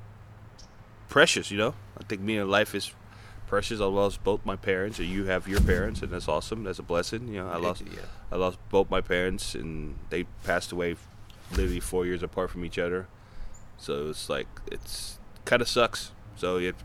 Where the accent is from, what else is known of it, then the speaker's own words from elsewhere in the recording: United States; when you're a black person growing up in America